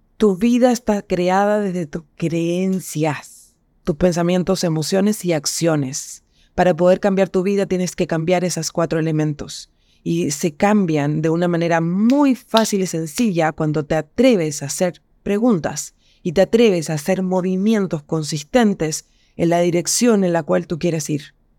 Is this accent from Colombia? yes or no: no; Chile; Yo soy chilena y estoy en Chile